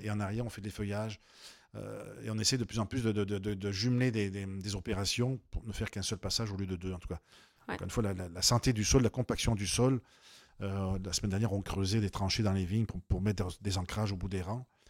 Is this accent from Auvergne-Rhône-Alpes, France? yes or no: no; Avignon, Provence-Alpes-Côte d'Azur, France; moved away as an adult; also born or lived in Costières de Nîmes; now in Quebec, Canada; à Avignon, dans ma ville d'origine